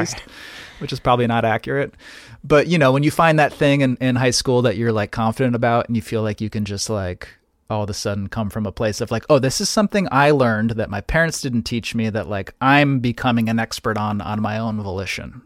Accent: New Haven, Connecticut, United States; I grew up in New Haven, uh, Connecticut

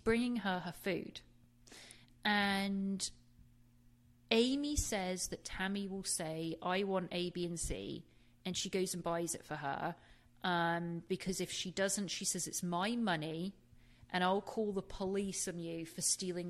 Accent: England, United Kingdom; I'm from England.

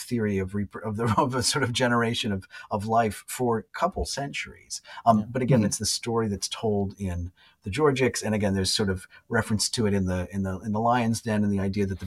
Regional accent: Mohawk Valley, New York, United States; one of my first teachers from high school retired in my hometown, Mohawk Valley of New York State

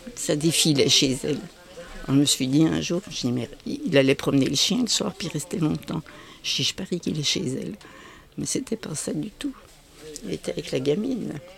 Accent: Arbois, Bourgogne-Franche-Comté, France; je suis née en 1945 à Arbois

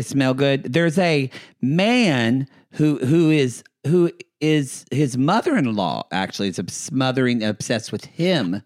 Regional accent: Texoma, Oklahoma, United States; moved away; it's like forty-five minutes from my hometown

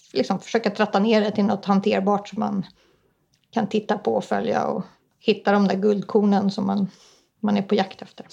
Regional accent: Stockholm, Stockholm County, Sweden; also born or lived in Ångermanland; Men mina föräldrar flyttade söderöver så att jag är uppvuxen i Stockholm

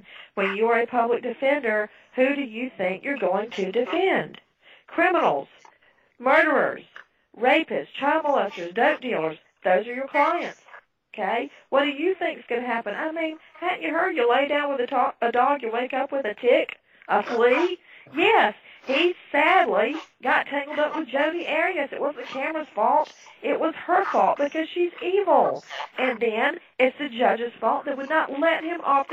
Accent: United States; I'm an American.

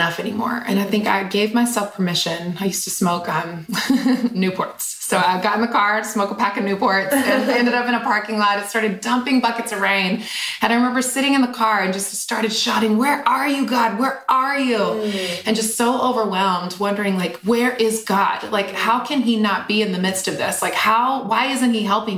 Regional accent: Eden, North Carolina, United States; I grew up in a tiny little small town in Eden, North Carolina. So literally like 14,000 people in my hometown

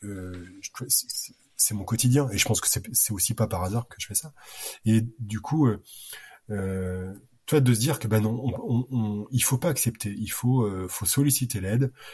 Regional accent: Normandy, France; je suis normand

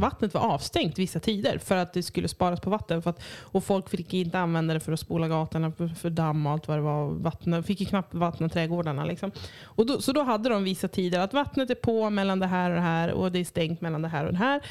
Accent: Cyprus; now in Örnsköldsvik, Sweden; där jag kommer ifrån, på Cypern

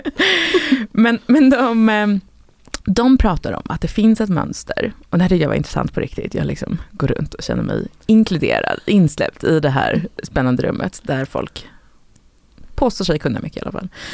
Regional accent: Sweden; som svensk

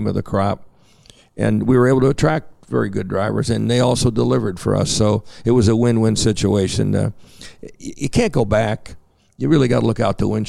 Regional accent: United States; as an American

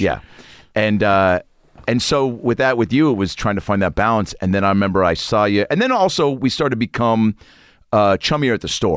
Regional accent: Lake Forest Park, Washington, United States; But I grew up in Lake Forest Park, which is about twenty-five minutes north of the city. Shoreline, I guess, if you really know the area.

